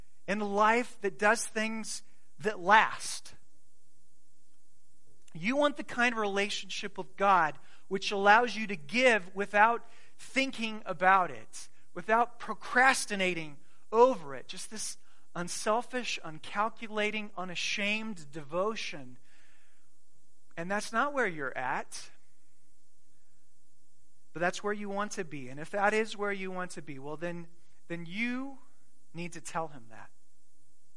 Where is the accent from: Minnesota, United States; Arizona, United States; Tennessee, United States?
Arizona, United States; I grew up in Arizona